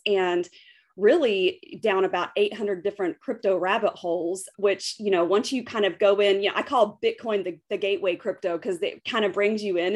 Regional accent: West Texas, United States; also born or lived in United Arab Emirates; I'm from West Texas. I grew up in the oil patch.

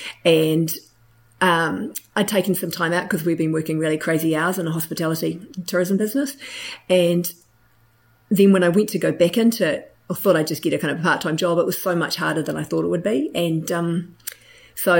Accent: Hawke's Bay, New Zealand; I'm from Hawke's Bay

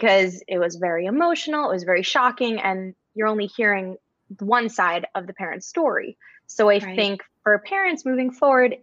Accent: New Jersey, United States; now in Maine, United States; I'm currently a school psychologist in Maine and I'm originally from New Jersey.

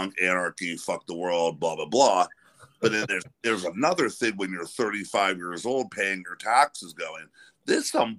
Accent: near Pittsburgh, Pennsylvania, United States; I grew up near Pittsburgh

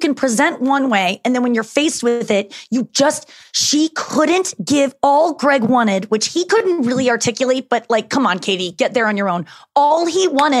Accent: St. Louis, Missouri, United States; I'm from St. Louis

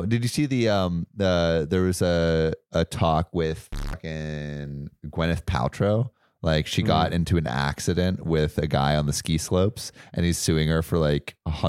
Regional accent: California, United States; I'm from California.

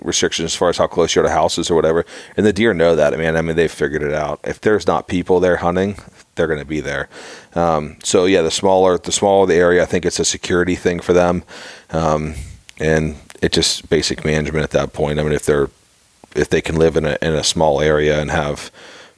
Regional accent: Pittsburgh, Pennsylvania, United States; growing up in Pittsburgh myself

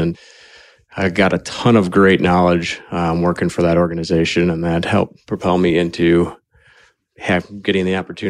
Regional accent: Mankato, Minnesota, United States; So I'm born and raised in Mankato.

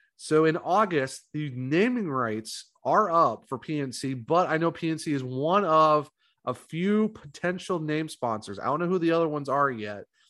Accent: Ohio, United States; also born or lived in North Carolina; now in South Carolina, United States; I'm originally from Ohio

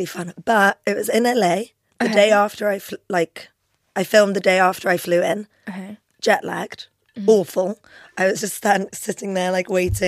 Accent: London, United Kingdom; first language Albanian; English is a second language; also born or lived in Kosovo; I was born in London. Mm-hmm. I moved back to Kosovo, where my parents are from. Mm-hmm. Lived there for a couple of years. Came back to London, so I kind of had a bit of childhood in both places

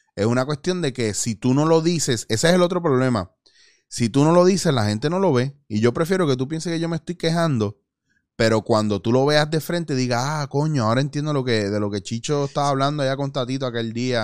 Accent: Puerto Rico; como puertorriqueños

